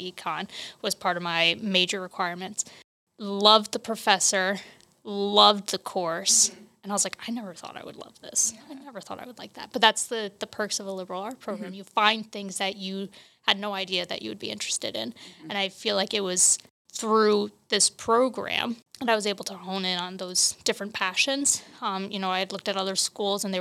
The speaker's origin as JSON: {"language": "English", "area": "Bucks County", "region": "Pennsylvania", "country": "United States", "tie": "born or raised there", "said": "I grew up in Bucks County, Pennsylvania"}